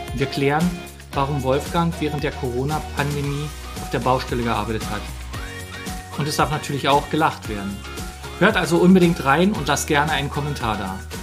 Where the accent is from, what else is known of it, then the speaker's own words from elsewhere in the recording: Berlin, Germany; ich jetzt als Berliner